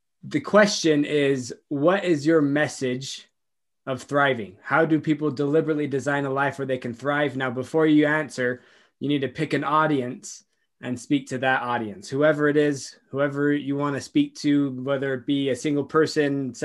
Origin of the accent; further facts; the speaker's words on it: Utah, United States; I grew up in Utah, drove in the snow and black ice and all the fun stuff.